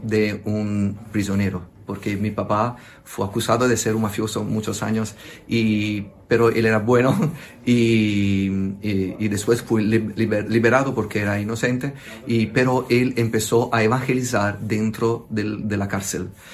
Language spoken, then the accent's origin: Spanish; Italy; Spanish is a second language; pido perdón por mi español, por soy italiano